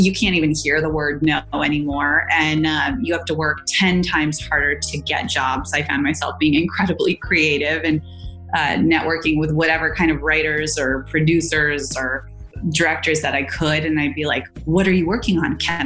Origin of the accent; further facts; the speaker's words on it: Silicon Valley, California, United States; I grew up in Silicon Valley